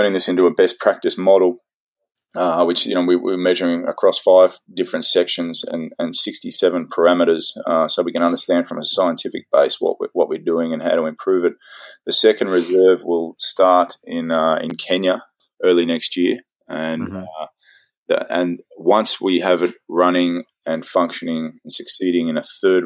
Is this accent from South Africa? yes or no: no; Australia; moved away; I'm an Aussie